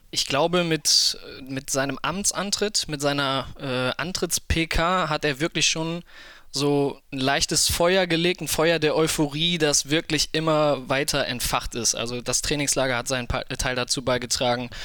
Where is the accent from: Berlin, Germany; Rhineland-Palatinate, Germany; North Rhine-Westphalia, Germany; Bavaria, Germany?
North Rhine-Westphalia, Germany; Krefeld; komme gebürtig aus Krefeld, wohne auch dort